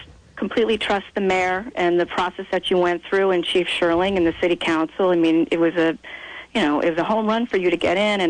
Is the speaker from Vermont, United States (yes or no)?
yes; Burlington, Vermont, United States; now in South Burlington, United States; I live in South Burlington, but I was born and raised in Burlington.